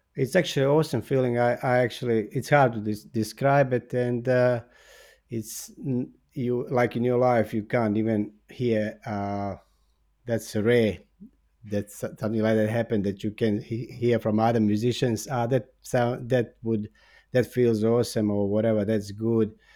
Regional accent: Bosnia & Herzegovina; English is a second language; moved away as an adult; also born or lived in Australia; now in Zagreb, Croatia; I was born in Bosnia, and then, uh, uh, w, I was twenty-five b, when I went to Australia

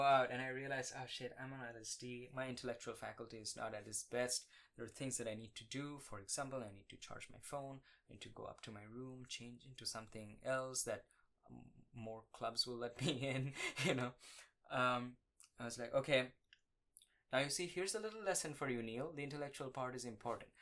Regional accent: India; moved away as an adult; now in Austin, United States; I grew up in India.

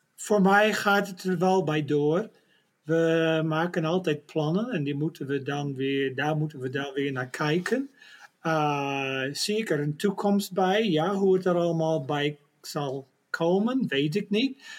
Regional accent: Netherlands; als een Nederlander

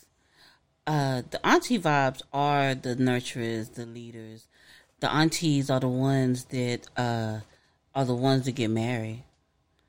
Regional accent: the South, United States; I'm from the South, y'all

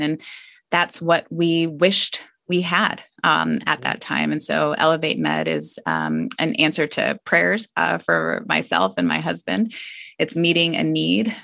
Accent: Scottsdale, Arizona, United States; moved away as an adult; I grew up in Scottsdale, Arizona

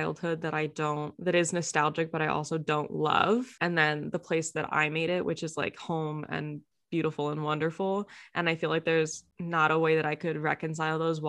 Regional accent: Hagerstown, Maryland, United States; moved away; also born or lived in Waynesboro, Pennsylvania / Kentucky; I spent half of my time growing up in Hagerstown and half in a small town in Pennsylvania called Waynesboro

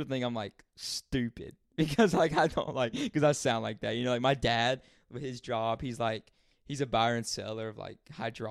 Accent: Sandy Mush, North Carolina, United States; where I'm from, I'm outside of city limits. Like, this shit is called Sandy Mush. Constant. I'm from Sandy Mush.

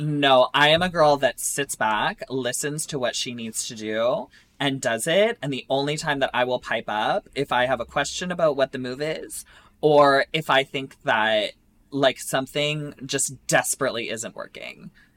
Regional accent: Essex, Ontario, Canada; my hometown, I'm from Essex, Ontario

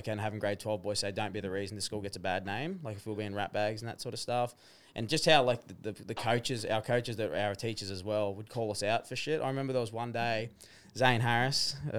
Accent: Gold Coast, Queensland, Australia; also born or lived in Tamworth, New South Wales; Born in Tamworth. Grew up in Tamworth till about the age of 8, 9, and then moved to the Gold Coast.

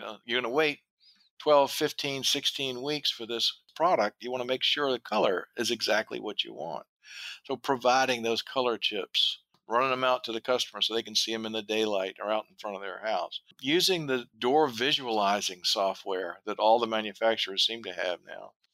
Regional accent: the South, United States; I'm from the South

